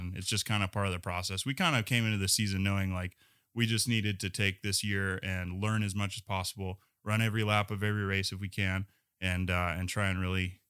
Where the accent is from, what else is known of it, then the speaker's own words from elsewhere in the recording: California, United States; moved away; when I was growing up in California